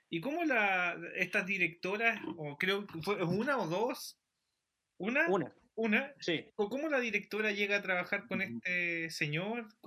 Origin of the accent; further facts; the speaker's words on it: Chile; que somos chilenos.